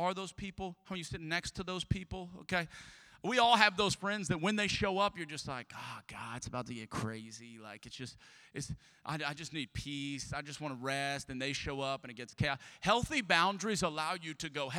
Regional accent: Southern Louisiana, United States; I am from Southern Louisiana. I am a Cajun.

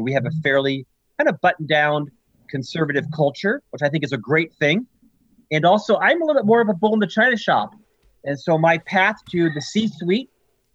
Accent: Central Florida, United States; moved away as an adult; also born or lived in Provo, Utah; I'm actually from Central Florida, born and raised there

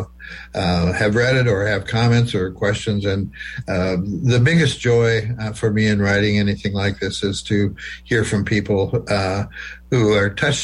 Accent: small town Nebraska near Wayne, United States; moved away; that's 10 miles from my hometown

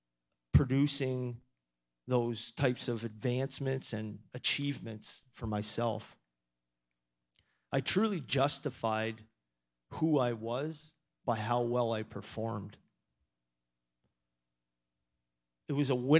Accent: Toronto, Ontario, Canada; moved away as an adult; also born or lived in Maine, United States; now in Erie, United States; I was really fortunate enough to grow up in Toronto

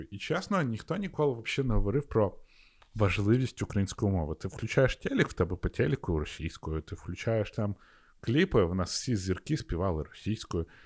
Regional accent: Sakha Republic, Russia; first language ru; Ukrainian is a second language; now in Lviv, Ukraine; Я приїхав сюди у Львів з е, Якутії

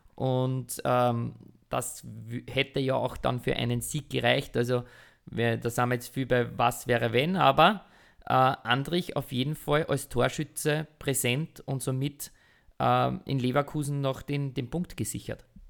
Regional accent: Austria; wir müssen als Österreicher

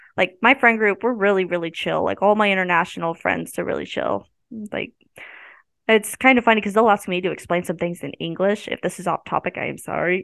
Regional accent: Maryville, Missouri, United States; I grew up around Ma, uh, Maryville

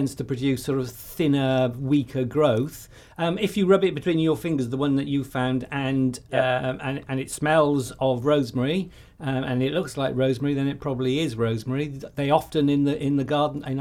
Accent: Welsh, Wales, United Kingdom; I'm Welsh

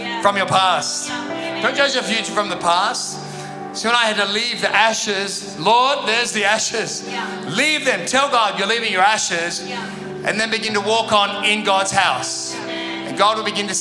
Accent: Sydney, New South Wales, Australia; moved away; also born or lived in Perth; I'm from Sydney

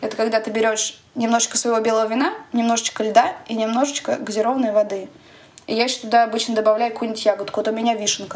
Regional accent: Moscow, Russia; moved away as an adult; квартиры, в которой я росла в Москве

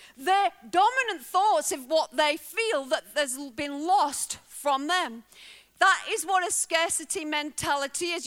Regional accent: Bolton, North West England, United Kingdom; moved away as an adult; now in Wales, United Kingdom; I was raised in a working class family. Uh, my family didn't have a lot. We were raised on a, a council estate in uh, the northwest in Lancashire, Bolton

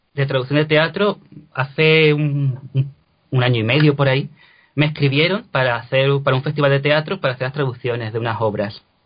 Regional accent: Cádiz, Andalusia, Spain; moved away as an adult; also born or lived in Lisbon; now in Granada, Spain; no soy de Granada, yo soy de Cádiz, yo soy gaditano

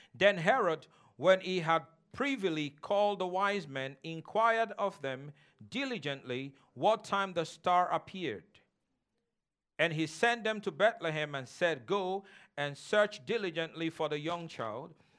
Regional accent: Nigeria; moved away; where I came from, and I told him I'm from Nigeria

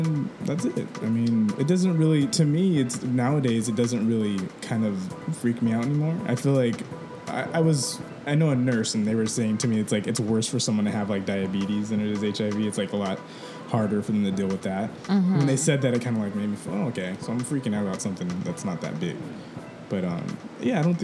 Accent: Melbourne, Victoria, Australia; now in United States; I was born in Melbourne, Australia.

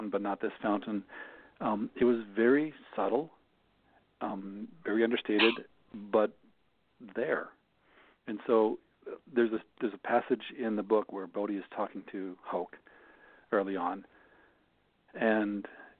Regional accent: Jefferson City, Missouri, United States; moved away as an adult; also born or lived in Minnesota; I grew up outside of Jefferson City

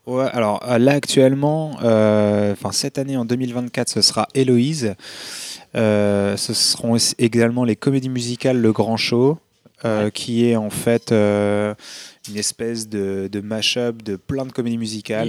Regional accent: Hauts-de-France, France; moved away; je venais pas de Paris, tu vois, je, viens du nord de la France, je suis un ch'ti.

